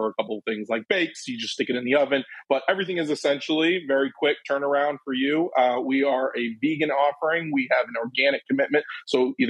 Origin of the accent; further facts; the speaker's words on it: Ann Arbor, Michigan, United States; now in Chicago, United States; I'm originally from Ann Arbor, Michigan